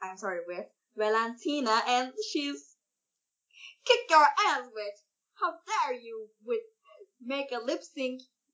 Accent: Turkey; English is a second language; But yeah, we are from Turkish.

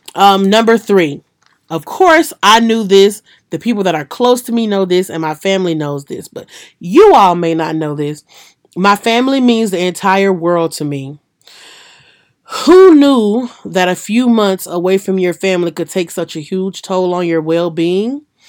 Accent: Louisiana, United States; in Louisiana, my hometown, and then in Mississippi

